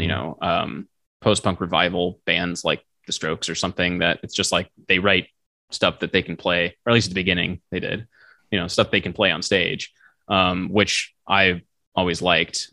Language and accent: English; St. Charles, Missouri, United States; moved away; my hometown st charles missouri uh, st louis area